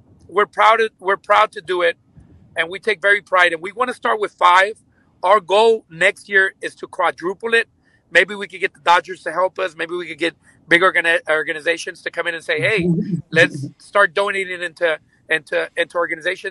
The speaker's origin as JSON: {"language": "English", "town": "Los Angeles", "region": "California", "country": "United States", "tie": "born or raised there", "also_born_or_lived": "Lennox, California", "first_language": "Spanish and English", "said": "I was born and raised in Venice, and then I moved to Lenox, which is near Inglewood by the LAX, when I was 21 years old"}